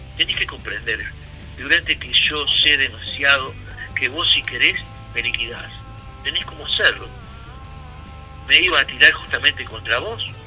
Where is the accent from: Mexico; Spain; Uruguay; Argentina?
Uruguay; cómo somos los uruguayos